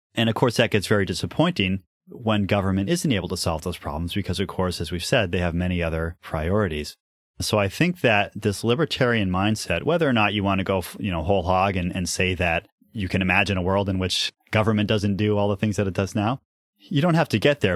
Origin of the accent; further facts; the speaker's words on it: New Hampshire, United States; I grew up in New Hampshire